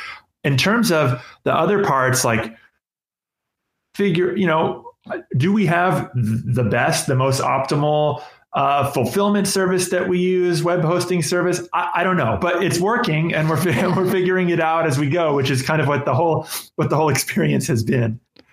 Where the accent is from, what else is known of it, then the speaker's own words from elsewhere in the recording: Los Angeles, California, United States; I happen to have a friend, a really good friend who I grew up with in Los Angeles